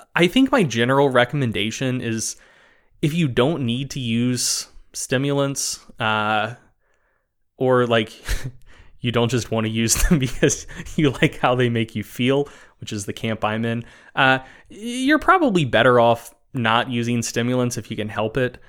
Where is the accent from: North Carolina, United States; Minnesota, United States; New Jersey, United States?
North Carolina, United States; I, I grew up in North Carolina